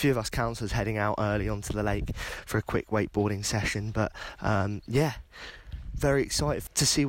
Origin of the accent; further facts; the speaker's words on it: England, United Kingdom; Oh, hi. I'm from England.